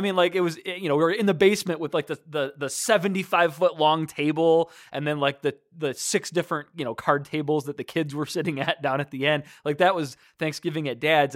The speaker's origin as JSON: {"language": "English", "town": "Detroit", "region": "Michigan", "country": "United States", "tie": "born or raised there", "said": "I grew up in Michigan. You know, Detroit, you know, I, I grew up, uh, just five miles north of the city of Detroit"}